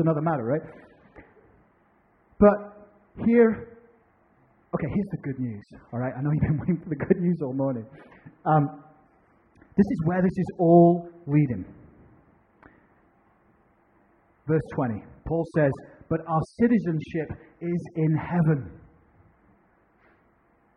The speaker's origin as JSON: {"language": "English", "country": "United Kingdom", "moved": "as an adult", "lives_now": "United States", "said": "I'm a British citizen"}